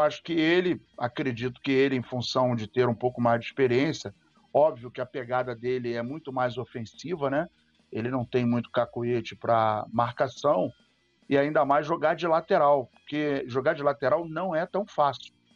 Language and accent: Portuguese; Serra Branca, Paraíba, Brazil; Eu sou de Serra Branca. Cariri Paraibano.